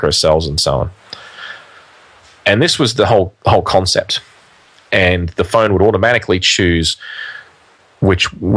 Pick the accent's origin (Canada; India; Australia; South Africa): Australia; in Australia, we're not a big country in terms of population, although we are a big country in terms of area.